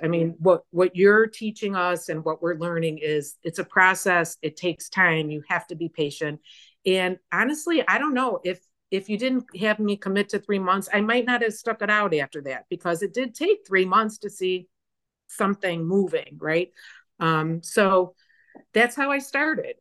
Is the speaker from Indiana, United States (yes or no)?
no; Chicago, Illinois, United States; moved away as an adult; also born or lived in Phoenix, Arizona; I was born and raised in the Chicagoland area.